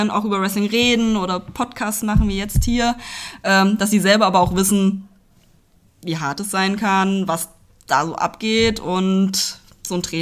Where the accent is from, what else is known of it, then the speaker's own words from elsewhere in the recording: Hünfeld, Hesse, Germany; genau, ich bin in der Nähe von Hünfeld aufgewachsen, also gehört zur Stadt Hünfeld dazu.